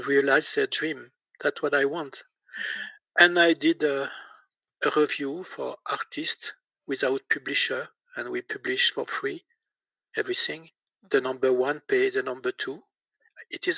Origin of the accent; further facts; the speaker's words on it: Besançon, Bourgogne-Franche-Comté, France; accent: French; English is a second language; I'm French with my accent.